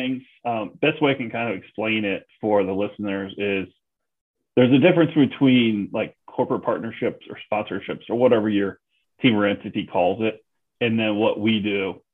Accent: Cleveland, Ohio, United States; also born or lived in New Orleans / Chicago / San Francisco; my hometown Cleveland

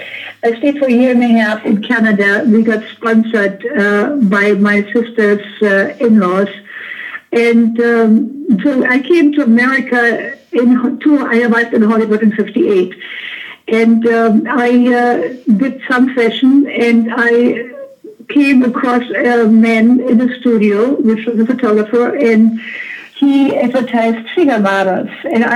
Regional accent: Berlin, Germany; moved away; I was born 1941 in Berlin.

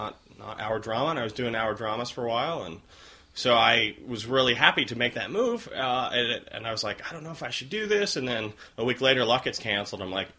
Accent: New York, United States; moved away as an adult; now in Los Angeles, United States; I'm from New York, where Puerto Ricans are Mexicans.

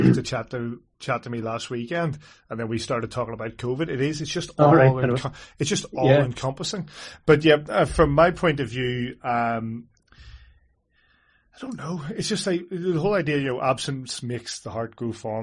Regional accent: Belfast, Northern Ireland, United Kingdom; now in England; the city that I come from

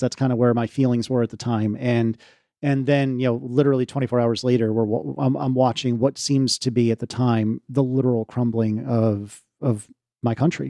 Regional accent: United States; we're American

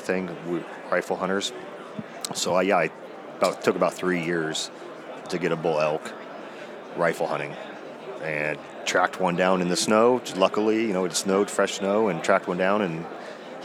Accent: Washington, United States; moved away as an adult; also born or lived in Oregon; now in Montana, United States; I grew up in Washington, and there we did a lot of blacktail hunting with my dad

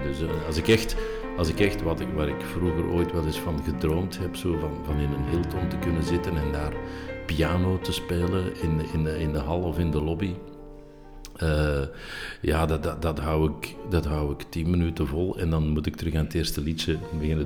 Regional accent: Schoten, Flanders, Belgium; in Schoten, dus mijn geboortedorp

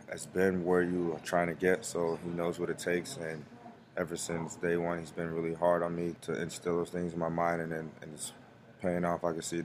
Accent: Broward County, South Florida, United States; I'm from South Florida, Broward County. I grew up with my mom and dad.

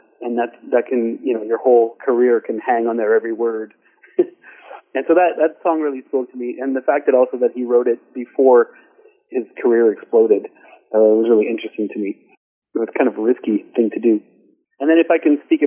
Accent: Lachute, Quebec, Canada; now in Montreal, Canada; I came from Lachute, which is a small town in Quebec, northwestern Quebec.

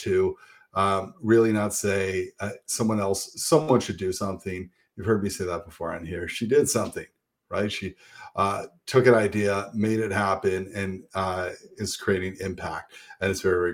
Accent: St. Catharines, Ontario, Canada; I grew up in St. Catharines

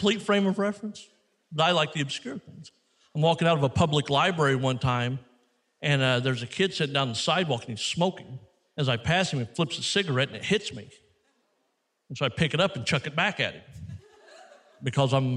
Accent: Missouri, United States; I come from Missouri.

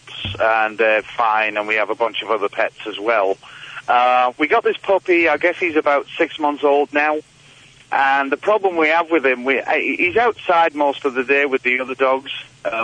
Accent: England, United Kingdom; moved away as an adult; now in Michigan, United States; I'm from England.

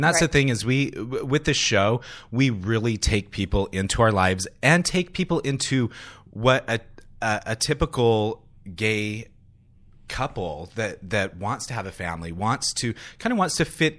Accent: Utah, United States; also born or lived in San Francisco; now in Los Angeles, United States; I grew up in Utah. It gave me thick skin.

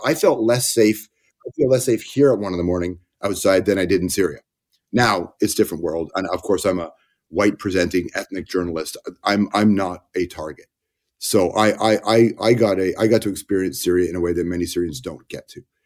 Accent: Toronto, Ontario, Canada; born or raised there; also born or lived in Malton, Ontario

